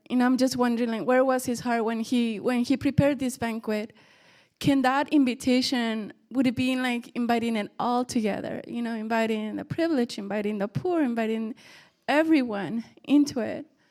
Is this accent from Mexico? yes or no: yes; Mexico; moved away; we grew up in Mexico